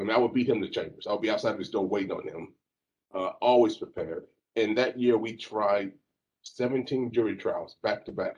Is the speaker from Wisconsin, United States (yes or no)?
no; Alabama, United States; moved away as an adult; also born or lived in Jacksonville, Florida / Texas; I grew up in Alabama